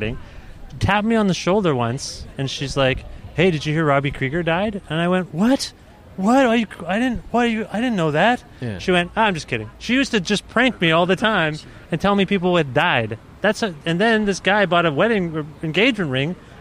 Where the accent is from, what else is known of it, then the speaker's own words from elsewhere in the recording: Cambridge, Ontario, Canada; We're all from Cambridge.